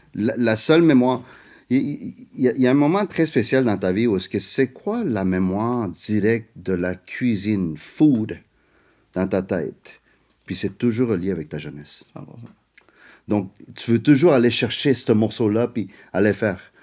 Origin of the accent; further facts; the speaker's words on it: Montreal, Quebec, Canada; French is a second language; also born or lived in South America; je suis né en Amérique du Sud, j'ai grandi, tu sais, j'ai grandi en Amérique du Nord, je viens des parents asiatiques